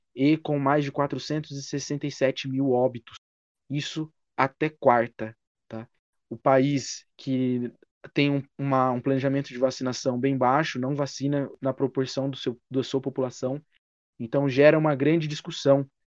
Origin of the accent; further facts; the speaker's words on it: Brazil; ficaremos muito felizes como brasileiros